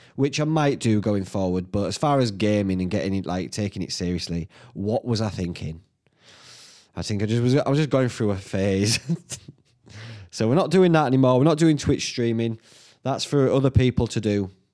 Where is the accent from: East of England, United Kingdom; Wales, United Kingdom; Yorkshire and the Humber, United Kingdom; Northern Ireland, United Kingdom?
Yorkshire and the Humber, United Kingdom; Whitby; my hometown